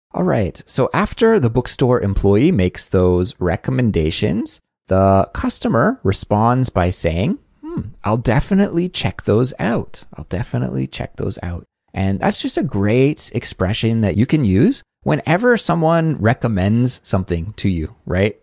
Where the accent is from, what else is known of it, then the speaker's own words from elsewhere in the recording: Kelowna, British Columbia, Canada; moved away; I was back in my hometown in Kelowna